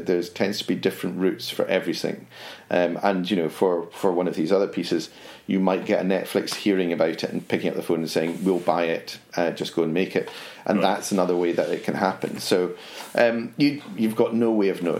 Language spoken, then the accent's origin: English; Edinburgh, Scotland, United Kingdom; So I was Edinburgh, and it's more a case of which school didn't I go to in Edinburgh